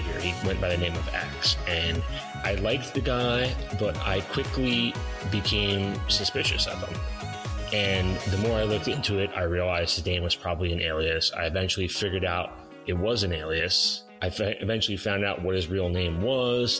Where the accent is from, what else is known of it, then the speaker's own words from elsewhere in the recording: northern New Jersey, United States; I grew up in New Jersey, northern New Jersey